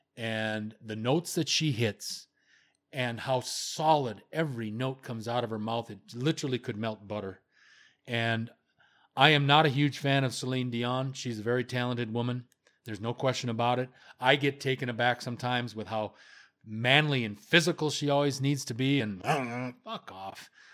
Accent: Las Vegas, Nevada, United States; moved away; I love Las Vegas, it's my hometown. I will live there, I'm thinking, within the next five years

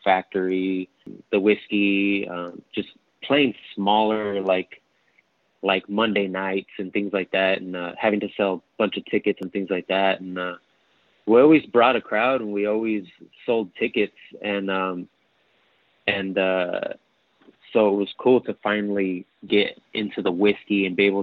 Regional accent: Norwalk, California, United States; we come from Norwalk, which is county of LA, but still like southeast suburb

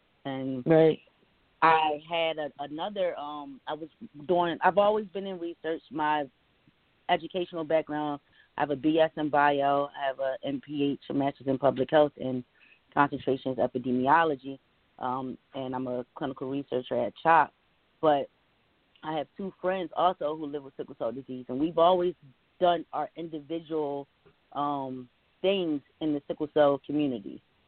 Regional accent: Philadelphia, Pennsylvania, United States; I was born in Philadelphia and raised in Philadelphia, but I was born at Chestnut Hill Hospital.

